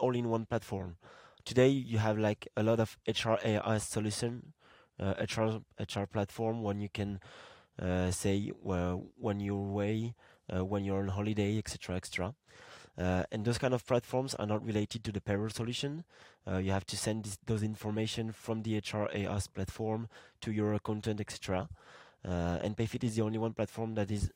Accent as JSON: {"language": "English", "town": "Marseille", "region": "Provence-Alpes-Côte d'Azur", "country": "France", "tie": "born or raised there", "said": "my hometown, like Marseille in France, I would say that I'm from Marseille"}